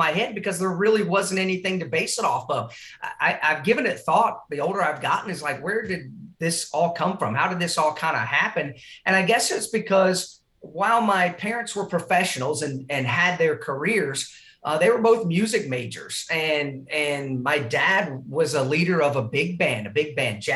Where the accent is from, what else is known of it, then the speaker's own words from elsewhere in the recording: Indiana, United States; moved away; also born or lived in Eastern North Carolina; I'm from Indiana originally.